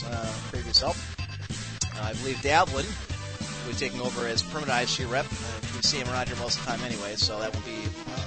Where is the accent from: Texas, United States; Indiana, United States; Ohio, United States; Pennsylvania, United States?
Ohio, United States; my home state, Ohio